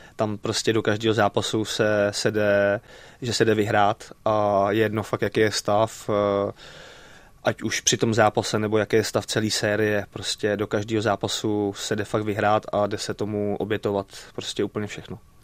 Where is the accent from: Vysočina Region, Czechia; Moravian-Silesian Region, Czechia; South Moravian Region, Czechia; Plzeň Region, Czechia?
Plzeň Region, Czechia; Plzeň; nebo jsme byli u nás v Plzni na sídlišti